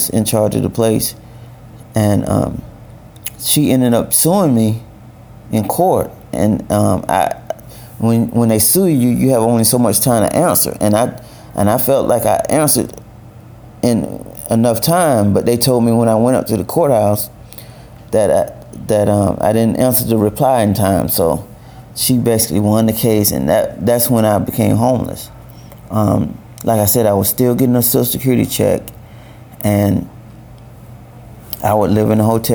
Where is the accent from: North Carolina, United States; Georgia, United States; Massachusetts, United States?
Georgia, United States; Valdosta; moved away as an adult; now in Richmond; I'm from Valdosta, Georgia. I now live in Richmond